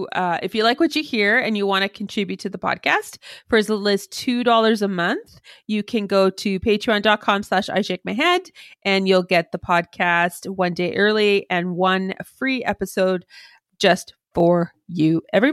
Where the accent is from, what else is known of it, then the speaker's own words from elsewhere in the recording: Canada; But we are Canadian, so of course we did apologize for